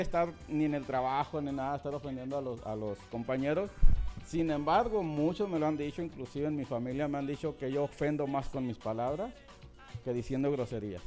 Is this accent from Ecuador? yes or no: no; Sonora, Mexico; estoy en la pura línea de, de Sonora Sinaloa, criado en Sonora